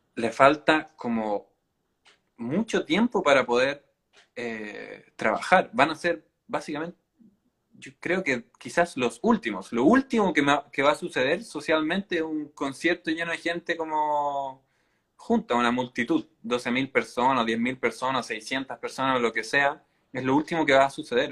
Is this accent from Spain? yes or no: no; Chile